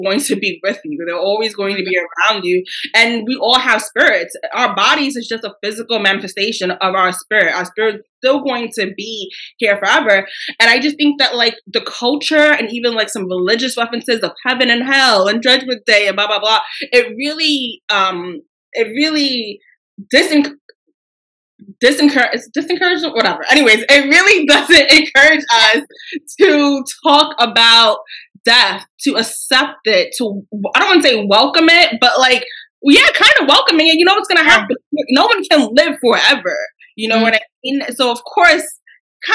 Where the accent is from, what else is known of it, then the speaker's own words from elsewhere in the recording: New York City, New York, United States; I identify more as being a Black girl from New York City.